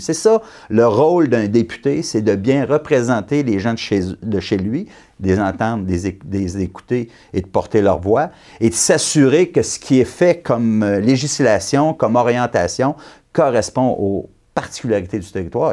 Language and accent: French; Abitibi, Quebec, Canada; je suis venu au monde en Abitibi, j'ai grandi en Abitibi